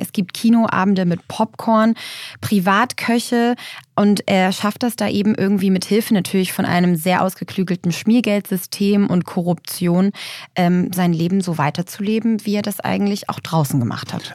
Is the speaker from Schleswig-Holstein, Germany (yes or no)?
yes; Lübeck, Schleswig-Holstein, Germany; in meiner Heimatstadt in Lübeck